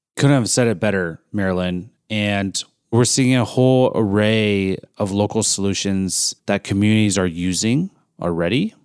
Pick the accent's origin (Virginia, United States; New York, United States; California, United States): California, United States; Bay Area; moved away; I grew up in the Bay Area during the solar boom